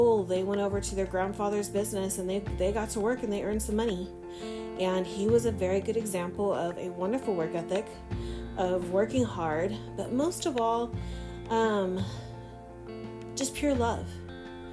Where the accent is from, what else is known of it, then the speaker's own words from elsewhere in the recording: Fresno, California, United States; growing up in my hometown of Fresno